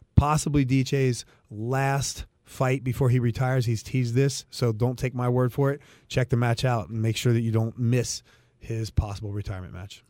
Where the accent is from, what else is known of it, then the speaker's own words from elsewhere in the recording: Cincinnati, Ohio, United States; I'm from Cincinnati